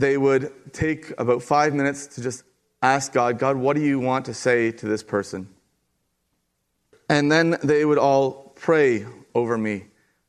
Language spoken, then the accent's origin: English; Kincardine, Ontario, Canada; Kincardine, Ontario